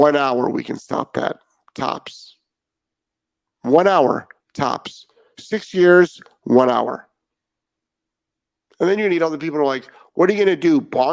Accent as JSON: {"language": "English", "town": "Cleveland", "region": "Ohio", "country": "United States", "tie": "born or raised there", "said": "we grew up in Cleveland"}